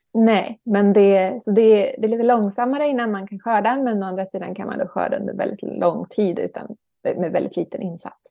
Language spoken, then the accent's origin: Swedish; Ekerö, Stockholm County, Sweden; moved away as an adult; also born or lived in Stjärnsund; jag är uppvuxen, född och uppvuxen på Ekerö utanför Stockholm